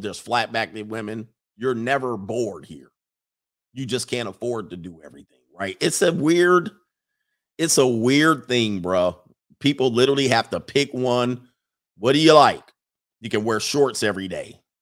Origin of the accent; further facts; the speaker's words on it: East Coast, United States; moved away; I grew up on the East Coast.